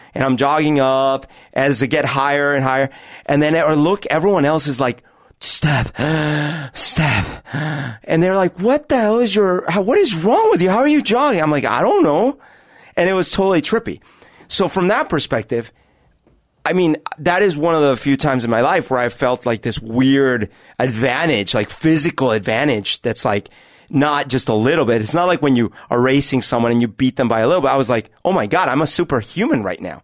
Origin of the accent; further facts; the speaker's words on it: Bogotá, Colombia; now in Seattle, United States; I grew up at altitude in Bogota